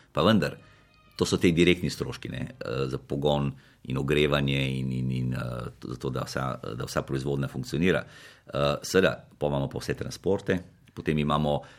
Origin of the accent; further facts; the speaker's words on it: Slovenia; Slovenci smo